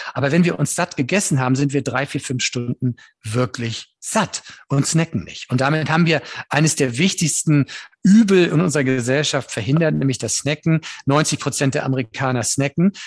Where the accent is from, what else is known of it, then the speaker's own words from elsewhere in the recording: Northern Germany, Germany; Ich bin Norddeutscher und bin damit auch groß geworden